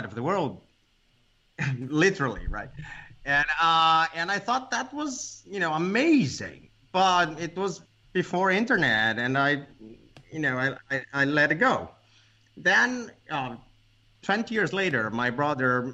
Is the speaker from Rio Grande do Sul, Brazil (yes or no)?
yes; Porto Alegre, Rio Grande do Sul, Brazil; English is a second language; Porto Alegre, which is Gremio's city, my city, the city I was born